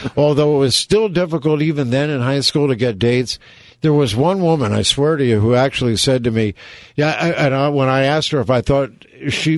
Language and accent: English; San Francisco, California, United States; moved away as an adult; also born or lived in Los Angeles; now in New York, United States; growing up in San Francisco